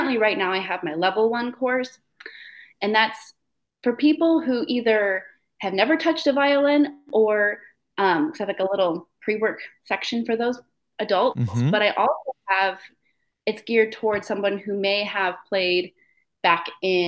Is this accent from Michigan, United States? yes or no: yes; Michigan, United States; moved away as an adult; also born or lived in Lafayette, Indiana; I'm from Michigan originally